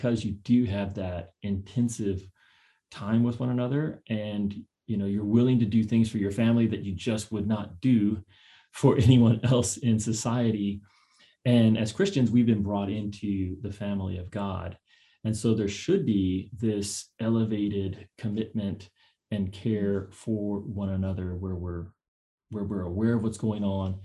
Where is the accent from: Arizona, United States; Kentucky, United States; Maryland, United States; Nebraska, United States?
Kentucky, United States; now in San Diego, United States; I grew up in Kentucky